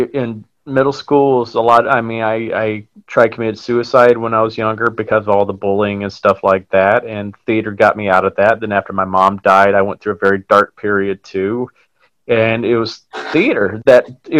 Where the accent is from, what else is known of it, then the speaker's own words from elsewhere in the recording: Huntsville, Alabama, United States; moved away as an adult; now in New York City, United States; I'm originally from Huntsville, Alabama. I moved up here about 14 years ago to New York City to pursue acting